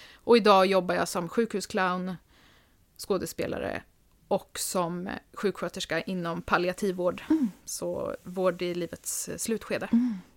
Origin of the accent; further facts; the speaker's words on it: Linköping, Östergötland, Sweden; moved away as an adult; also born or lived in Stockholm; now in Nyköping, Sweden; jag är född i Linköping, ah. eh, där jag också är uppvuxen, men flyttade till Stockholm direkt efter gymnasiet